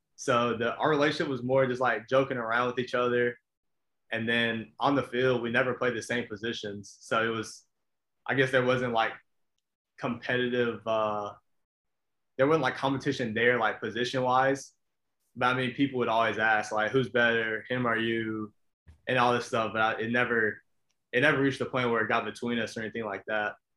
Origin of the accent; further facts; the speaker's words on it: Albany, Georgia, United States; I'm from Albany, Georgia. Um, as you know, talking to Hatch, small town, South Georgia. Um, went to Lee County High School